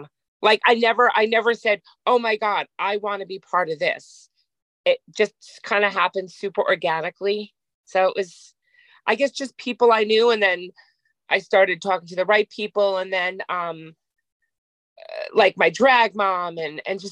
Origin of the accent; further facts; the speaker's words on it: New York City, New York, United States; also born or lived in Jersey City, New Jersey; I was born in Jersey City, but I grew up in New York